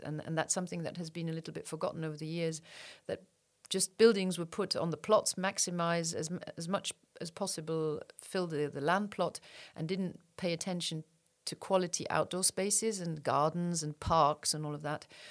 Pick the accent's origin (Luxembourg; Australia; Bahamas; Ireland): Luxembourg; born here, raised here, and. Uh, went abroad for studies, but uh, otherwise I'm I'm from here